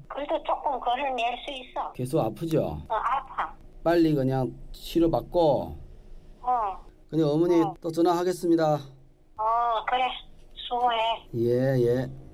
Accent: Jilin, China; moved away as an adult; now in South Korea; 태어난 곳이그 길림성에서 아, 태어났고

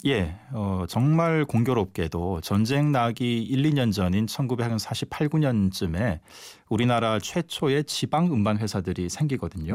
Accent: Seoul, South Korea; 그 출신지가 서울은 아닙니다만은 어려서 서울로 이주를 했기 때문에 네. 사실상 서울이 고향이라 고해 도뭐 크게 틀린 말이 음, 아니거든요.

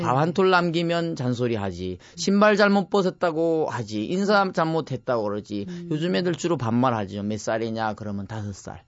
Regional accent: Cheonghak-dong, South Gyeongsang, South Korea; moved away as an adult; now in Cheorwon, South Korea; 청학동에는 제가 태어난 곳이 9 0 0곳입니다 해발.

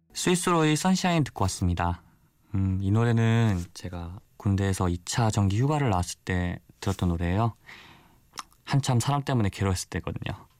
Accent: Busan, South Korea; 저는 부산에서 온 24살 청년

